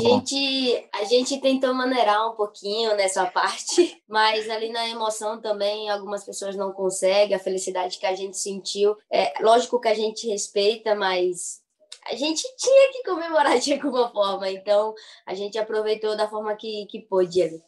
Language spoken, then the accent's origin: Portuguese; Maceió, Alagoas, Brazil; moved away; sou de Maceió, Alagoas